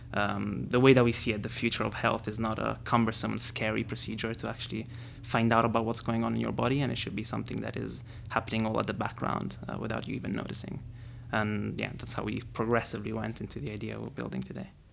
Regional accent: Rome, Lazio, Italy; I grew up in Rome and I wanted to be a football player

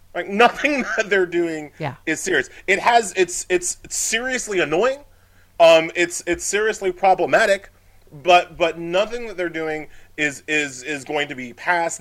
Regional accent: Long Island, New York, United States; I grew up on Long Island

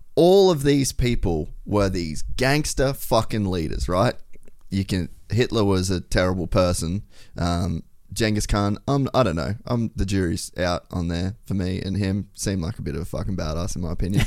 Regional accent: Cairns, Queensland, Australia; I grew up in Cairns

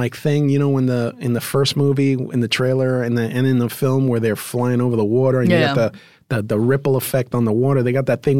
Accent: New York City, New York, United States; I grew up in the Bronx.

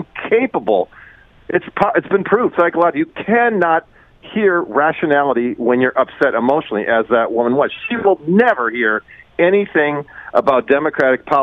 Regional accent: Detroit, Michigan, United States; I was born and raised in Detroit.

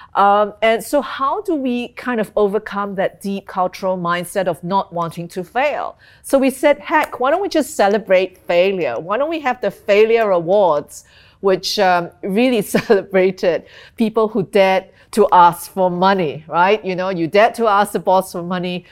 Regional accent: Singapore; moved away as an adult; also born or lived in London / Hong Kong / Tokyo; I'm Singaporean, um, but I've, I've spent a lot of my working life overseas

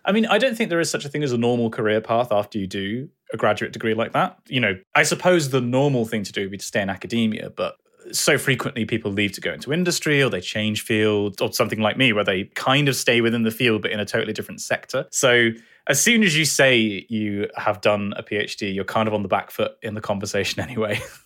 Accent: Bath, South West England, United Kingdom; also born or lived in Dartmouth; I moved back to quite close to my childhood home in Bath.

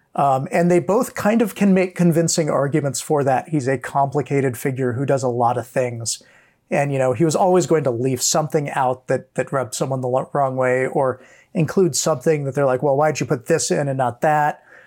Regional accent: Hawaii, United States; growing up in Hawaii

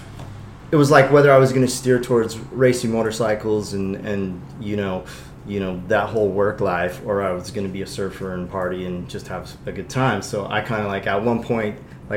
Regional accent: Long Beach, California, United States; I grew up in Long Beach too

